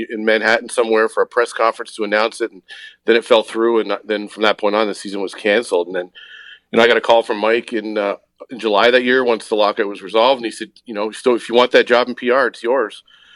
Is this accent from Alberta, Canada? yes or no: no; Toronto, Ontario, Canada; moved away as an adult; now in Buffalo, United States; I grew up in Toronto. I'm Canadian, and I moved to Buffalo in 2000 after I got married